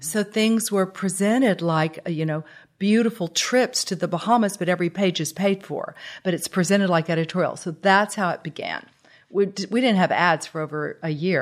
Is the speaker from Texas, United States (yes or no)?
yes; Harlingen, Texas, United States; now in Houston, United States; Growing up in Harlingen was like any other, you know, childhood in a small town